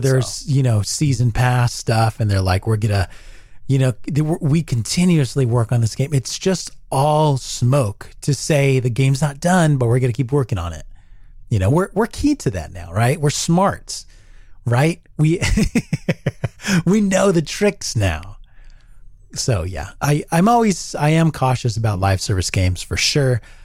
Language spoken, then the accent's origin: English; United States; who I am as an American